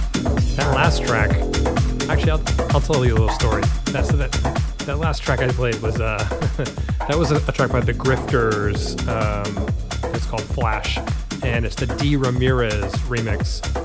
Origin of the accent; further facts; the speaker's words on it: United States; I'm from the States